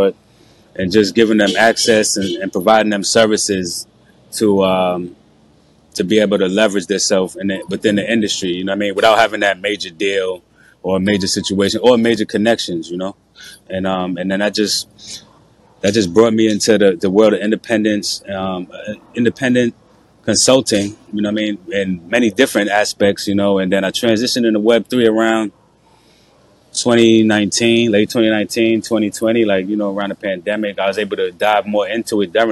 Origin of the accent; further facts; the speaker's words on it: New York City, New York, United States; originally I'm from New York City, from Brooklyn, New York, you know, so I grew up around hip hop